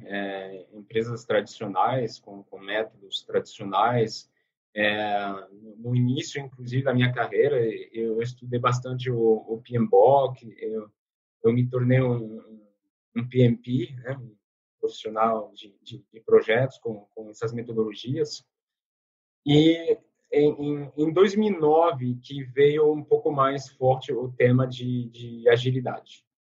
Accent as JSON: {"language": "Portuguese", "country": "France", "second_language": "Portuguese", "moved": "as an adult", "lives_now": "Brazil", "said": "eu sou francês, eu moro no Brasil há 11 anos"}